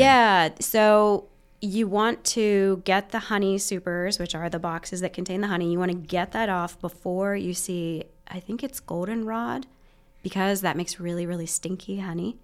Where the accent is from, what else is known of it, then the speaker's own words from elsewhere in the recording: Western Maryland, United States; moved away as an adult; also born or lived in Virginia / Pennsylvania; now in Muncie, Indiana, United States; I was born in Virginia and spent most of my childhood in Maryland, Western Maryland.